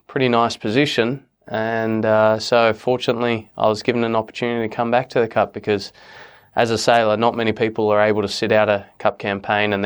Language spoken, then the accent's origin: English; Australia; I'm an Australian and an American US citizen. I proudly represent both countries. My mum's 100% American